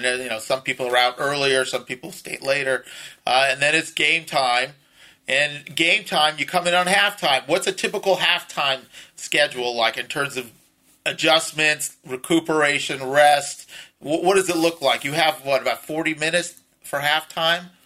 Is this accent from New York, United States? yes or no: no; Los Angeles, California, United States; me and a lot of our other friends that grew up west of the 405 in, you know, upper middle class homes